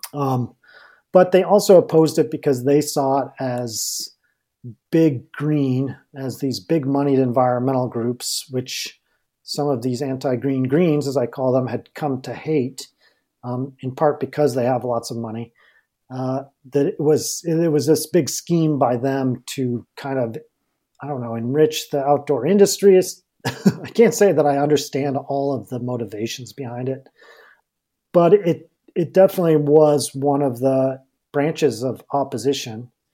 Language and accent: English; Durango, Colorado, United States; I'm from Durango